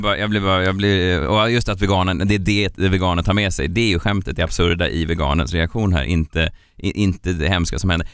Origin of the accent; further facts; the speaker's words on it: Stockholm, Stockholm County, Sweden; jag är född här